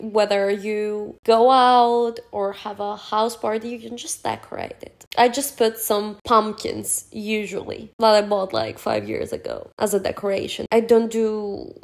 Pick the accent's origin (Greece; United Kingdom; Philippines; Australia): Greece; here in Greece, where we don't celebrate Halloween